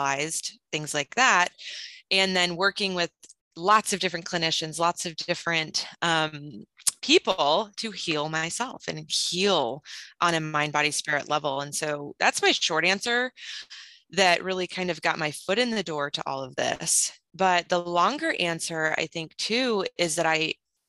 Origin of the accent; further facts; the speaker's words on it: Minnesota, United States; moved away as an adult; now in Houston, United States; I am actually from Minnesota. I'm not from Texas, but Texas has been my home for the last, I guess, almost 12 years